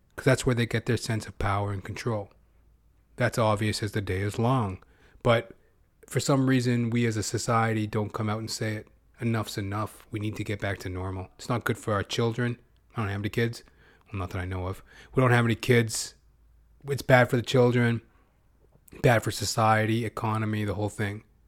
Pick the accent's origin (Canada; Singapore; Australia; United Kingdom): Canada; as a Canadian